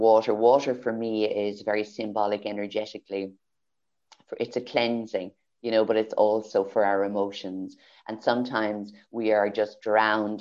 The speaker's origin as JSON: {"language": "English", "area": "Kildare", "region": "Leinster", "country": "Ireland", "tie": "born or raised there", "also_born_or_lived": "Carlow, Ireland / Galway, Ireland", "moved": "yes", "said": "I was born in Carlow, raised in Kildare, and moved to Galway."}